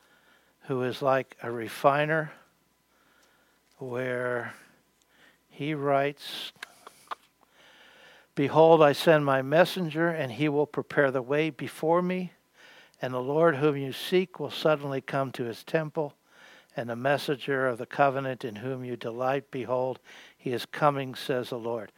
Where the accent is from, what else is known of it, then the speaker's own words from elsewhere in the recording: Western Pennsylvania, United States; moved away; also born or lived in Queens, New York City; I grew up in Western Pennsylvania. We moved to New York City, Queensboro, New York City.